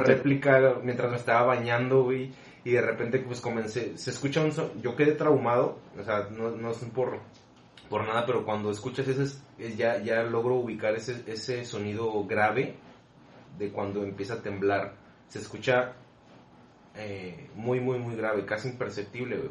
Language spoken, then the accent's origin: Spanish; Mexico; nosotros como mexicanos